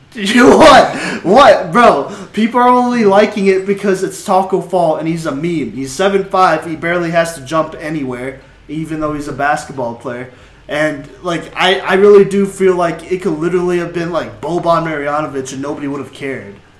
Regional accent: Dallas, Texas, United States; moved away; we're all from Dallas here. We all grew up there. Um, I mean, we lived there for a good 15, 14-ish years.

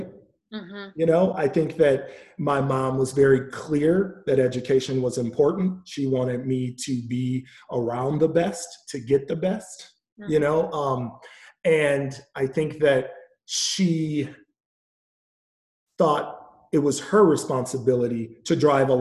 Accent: Milwaukee, Wisconsin, United States; I grew up in Milwaukee, Wisconsin

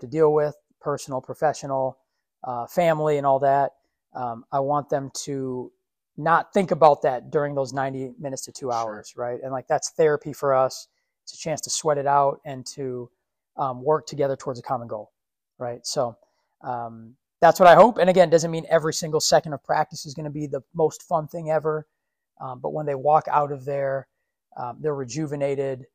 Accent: Minneapolis, Minnesota, United States; also born or lived in Richfield, Minnesota; Minneapolis, South Minneapolis. Grew up on 4852 Clinton Ave.

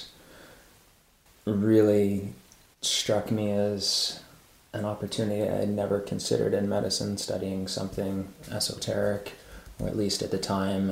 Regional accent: Maryland, United States; moved away; I grew up mostly in Maryland

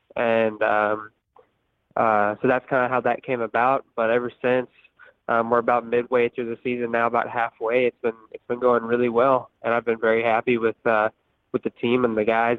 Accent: Houston, Texas, United States; I'm originally from uh, the Houston area, so uh, we mostly have sand sand at my house at my track back in Texas. So I grew up riding sand since I was uh, just a little kid

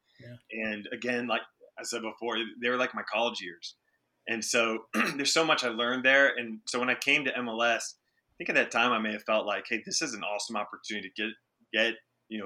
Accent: Seattle, Washington, United States; I played in my hometown club with the national team with you, man, with, you know, in Seattle

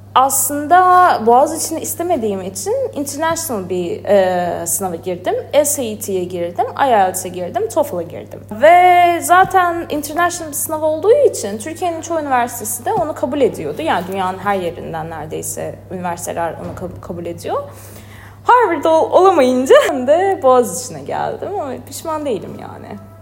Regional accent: Azerbaijan; moved away as an adult; now in Istanbul, Turkey; Azerbaycan doğumluyum. Zaten İstanbul'un da ilk senem

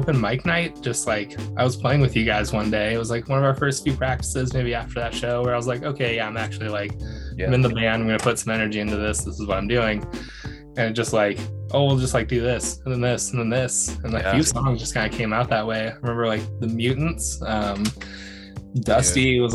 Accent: Wenatchee, Washington, United States; everyone that I knew, like that I grew up with in Wenatchee

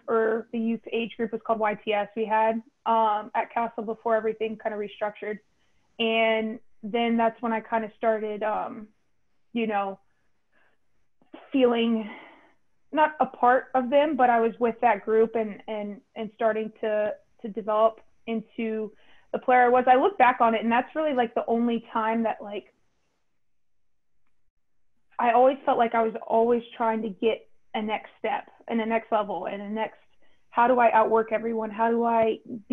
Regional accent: Raleigh, North Carolina, United States; I'm from Raleigh

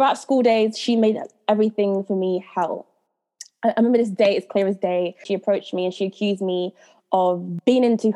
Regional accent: United Kingdom; also born or lived in Jamaica / London / Coventry; I was brought up in Jamaica and I came to England when I was five

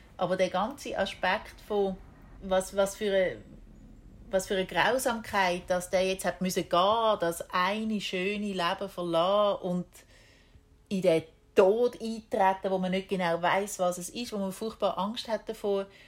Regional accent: Switzerland; moved away as an adult; ich bin keine typische Schweizerin

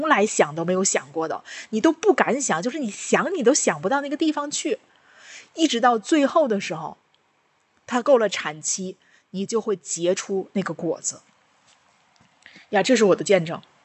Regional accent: China; 我们中国人用的这些

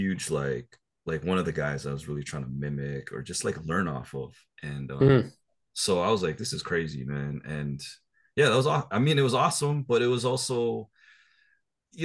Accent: Canada; I'm from Canada

